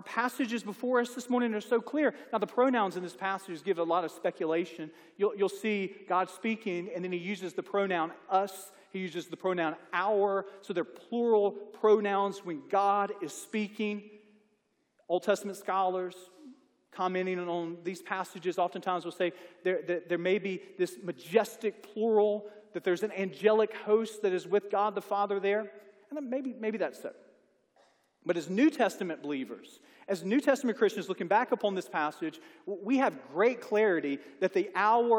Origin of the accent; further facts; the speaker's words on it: Mississippi, United States; moved away as an adult; now in Alabama, United States; I'm from Mississippi